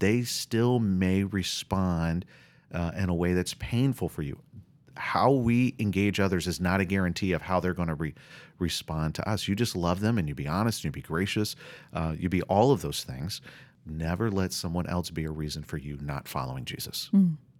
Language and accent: English; the South, United States; I'm from the South, and we talk about Southern hospitality